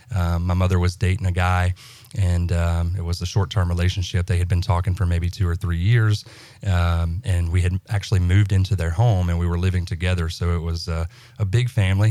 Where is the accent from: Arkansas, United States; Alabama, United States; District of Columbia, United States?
Alabama, United States; central; moved away as an adult; I'm from Alabama, so central Alabama, Bama boy.